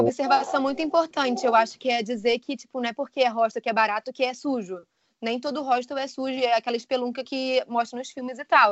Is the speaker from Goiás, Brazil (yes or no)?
no; Rio de Janeiro, Brazil; now in England; sou carioca, mas atualmente eu moro na Inglaterra